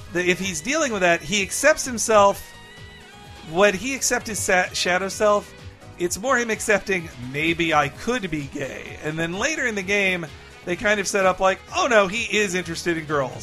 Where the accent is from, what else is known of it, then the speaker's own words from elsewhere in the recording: United States; I'm an American